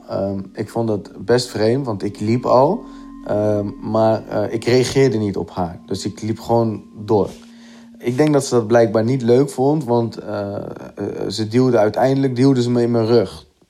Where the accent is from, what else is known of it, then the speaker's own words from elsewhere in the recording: Gorinchem, South Holland, Netherlands; ik ben 30 jaar en ik kom uit Gorkum